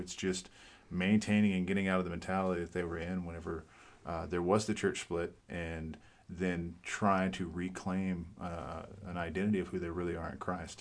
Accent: New Mexico, United States; also born or lived in Fort Worth, Texas; I was born and raised here in New Mexico

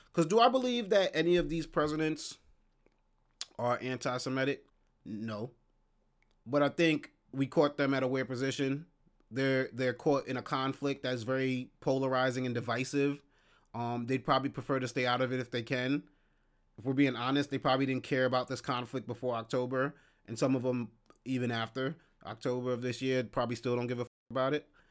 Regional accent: New York City, New York, United States; as a New Yorker

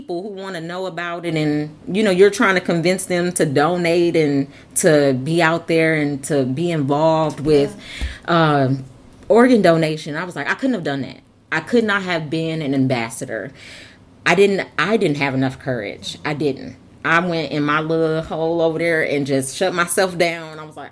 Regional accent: Flint, Michigan, United States; I'm from Flint, like I'm like 15 minutes from you

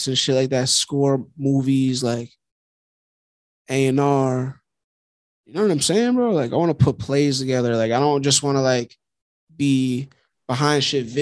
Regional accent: New York City, New York, United States; also born or lived in Long Island, New York / Flushing, Queens; I basically like grew up in Queens too. Like, I'm from Long Island

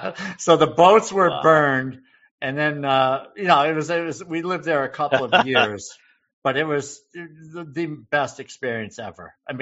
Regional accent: New England, United States; I'm from New England.

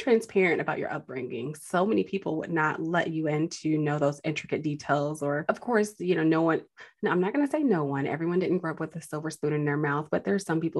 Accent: Chicago, Illinois, United States; I'm actually from Chicago, so my neck of the woods

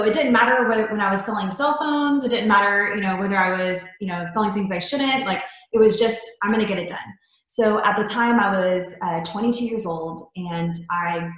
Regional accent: Florida, United States; moved away; I'm originally from Florida. So I came here

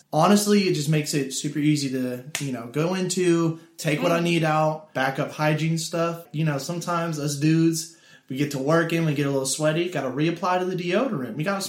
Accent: Chicago, Illinois, United States; moved away; I've not lived in Chicago for a long time, but I'm all Chicago everything.

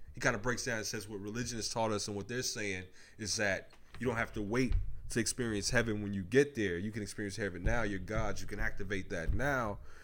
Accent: United States; I'm from Park Hill, not in New York, but Park Hill out west

